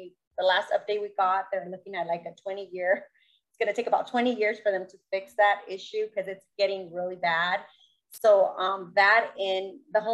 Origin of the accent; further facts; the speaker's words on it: Orange County, California, United States; now in Murrieta, United States; I grew up in Orange County.